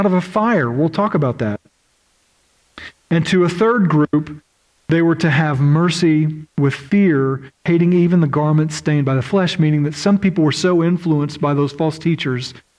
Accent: Oklahoma, United States; moved away; I grew up in Oklahoma, and in Oklahoma, we have around 600 tornadoes a year.

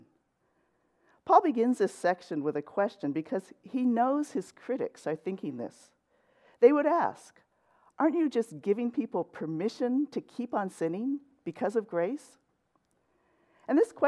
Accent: Los Angeles, California, United States; moved away as an adult; also born or lived in San Diego / West Covina; now in Cypress, United States; I grew up in LA, in central

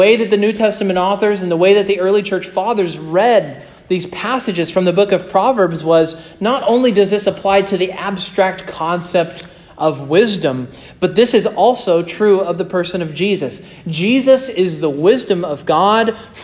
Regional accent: Stafford, Kansas, United States; moved away

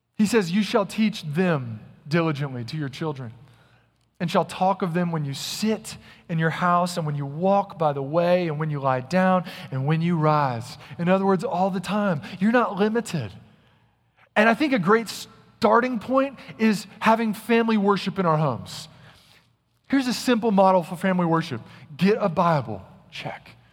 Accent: Little Rock, Arkansas, United States; also born or lived in North Carolina; now in Texas, United States; When I was a young boy growing up in Little Rock, Arkansas, we had a ton of woods behind our house.

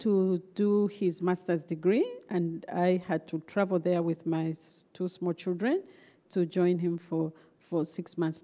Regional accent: Zambia; I was born and raised in Zambia.

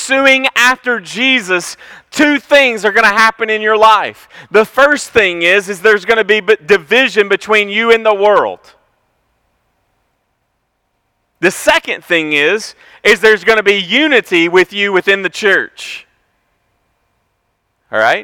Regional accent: Franklin, United States; I grew up in Franklin.

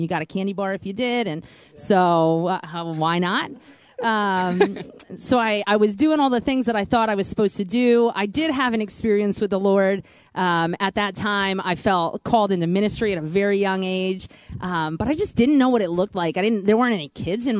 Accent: Pennsylvania, United States; I come from Pennsylvania. I grew up in a really small town.

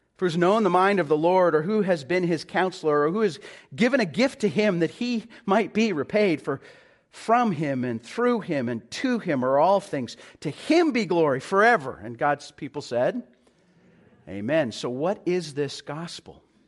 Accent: Calgary, Alberta, Canada; now in Vancouver, Canada; I'm originally from Calgary

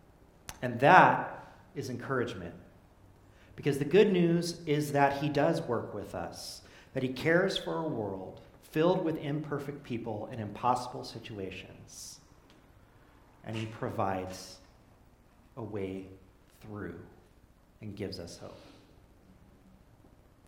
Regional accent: Fresno, California, United States; I come from Fresno, land of plenty

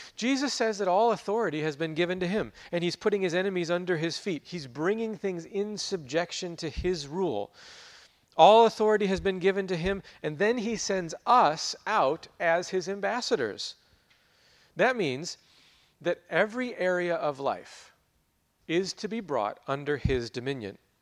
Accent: United States; growing up in America, living here as we

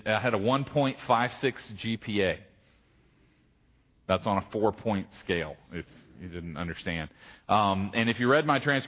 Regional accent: Gloucester, Virginia, United States; I grew up in Gloucester

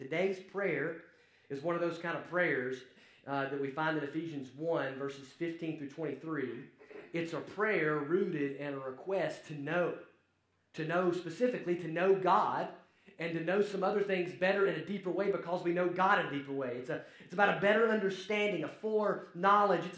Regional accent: Alabama, United States; accent: Alabama; now you get to deal with my accent, and so it's quite the change there from across the pond to Alabama

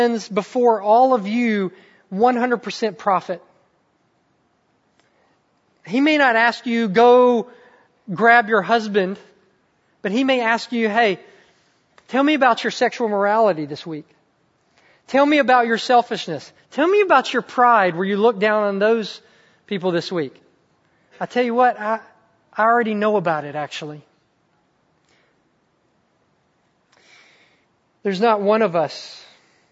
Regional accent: the South, United States; also born or lived in Mississippi; I'm from the South

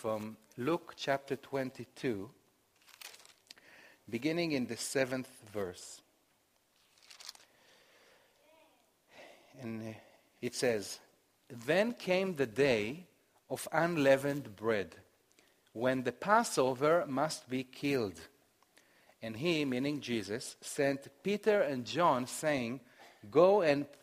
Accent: Jerusalem, Jerusalem District, Israel; I grew up in Jerusalem, a religious city, but I grew up as a secular Jewish boy

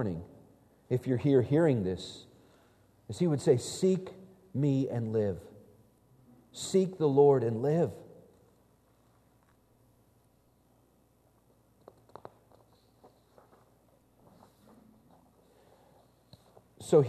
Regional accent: Vallejo, California, United States; when I was a kid growing up in Vallejo

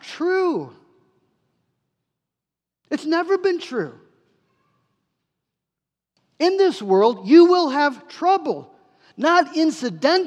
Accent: United States; we are American Christians

